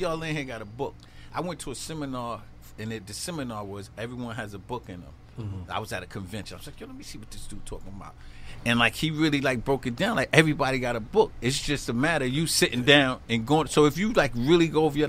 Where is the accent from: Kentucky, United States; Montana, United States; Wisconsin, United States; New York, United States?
New York, United States; New York City; born and raised in Queens, North Queens